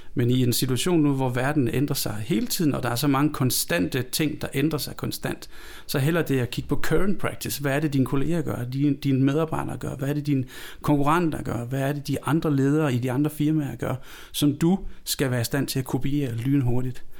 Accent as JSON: {"language": "Danish", "country": "Denmark", "tie": "born or raised there", "moved": "yes", "lives_now": "Copenhagen, Denmark", "said": "Jeg er født i Jylland. Jeg flyttet til København for... Jeg har boet i København flere år, end jeg har boet i Jylland."}